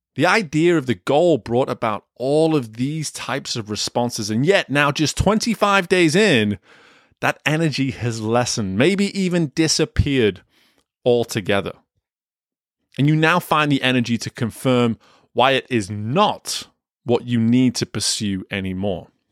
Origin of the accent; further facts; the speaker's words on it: England, United Kingdom; Growing up in England, I played soccer, football, whatever you wanna call it, all the way up until the age of eighteen.